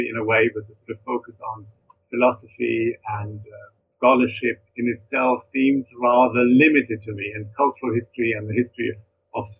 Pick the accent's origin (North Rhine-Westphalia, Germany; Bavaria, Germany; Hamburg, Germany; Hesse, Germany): Bavaria, Germany; Munich; moved away as an adult; now in United Kingdom; my hometown, Munich